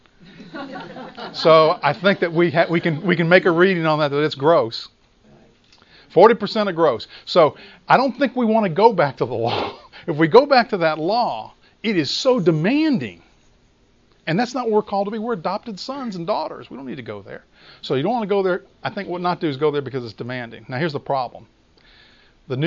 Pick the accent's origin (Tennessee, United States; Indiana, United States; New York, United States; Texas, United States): Tennessee, United States; Memphis; I grew up in Memphis